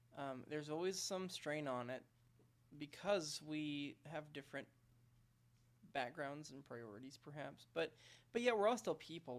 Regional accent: Fort Smith, Arkansas, United States; moved away; I grew up in Arkansas. I don't know if you know that, but I grew up in Fort Smith, Arkansas

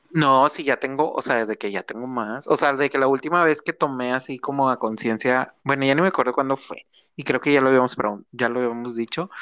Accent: Nuevo León, Mexico; de donde somos, o bueno, de Nuevo León

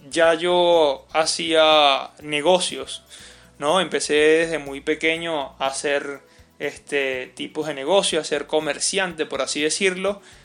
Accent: Caracas, Capital District, Venezuela; moved away as an adult; now in Mérida, Venezuela; yo soy de Caracas

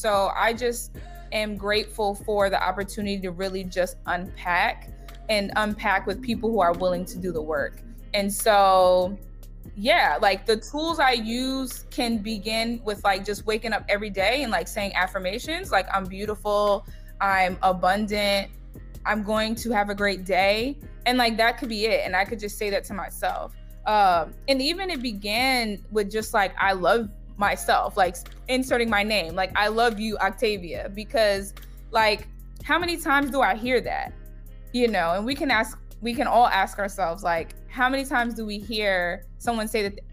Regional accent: New York, United States; I'm from New York

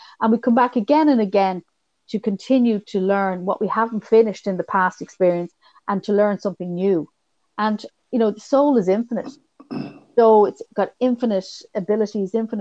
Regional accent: Ireland; being Irish

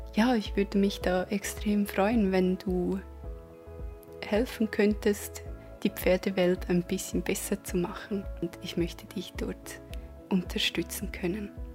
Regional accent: Switzerland; accent: Swiss; man wird natürlich meinen Schweizer Akzent immer wieder hören können

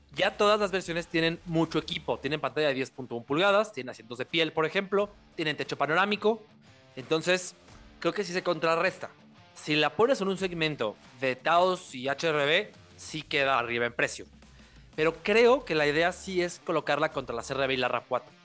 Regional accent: Mexico

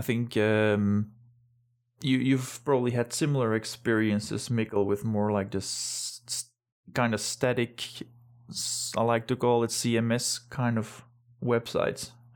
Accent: Belgium; moved away as an adult; now in Denmark; I'm originally from Belgium, but been living in Denmark since, uh, two thousand twelve

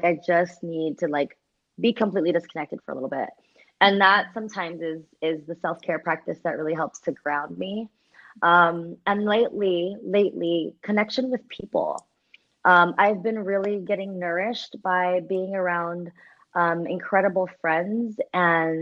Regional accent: United States; as a Filipino American growing up Catholic

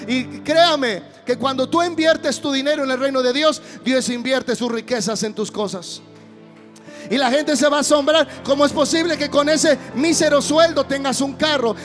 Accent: Guadalajara, Jalisco, Mexico; soy de Guadalajara

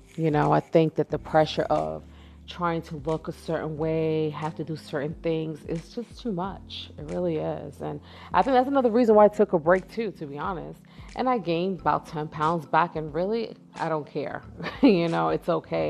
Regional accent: New York, United States; moved away; I had went back home in December to visit New York. I'm from New York.

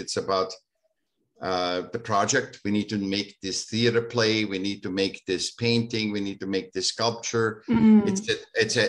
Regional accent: Vienna, Austria; now in California, United States; I was born in Vienna

